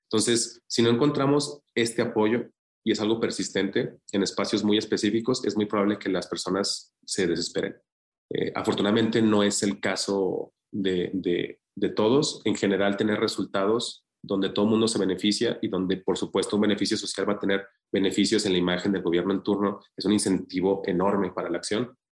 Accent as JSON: {"language": "Spanish", "region": "Zacatecas", "country": "Mexico", "tie": "born or raised there", "said": "mi hermano y yo somos los únicos que nacimos en Zacatecas"}